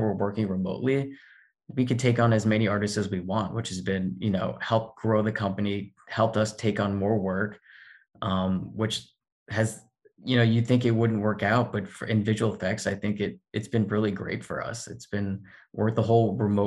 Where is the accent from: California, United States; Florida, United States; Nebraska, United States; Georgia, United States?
Florida, United States; moved away as an adult; also born or lived in Indiana; now in Los Angeles, United States; I grew up in Florida.